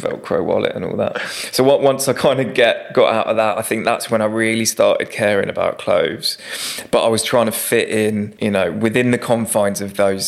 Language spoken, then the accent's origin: English; Hemel Hempstead, East of England, United Kingdom; I grew up in Hemel Hempstead in Hertfordshire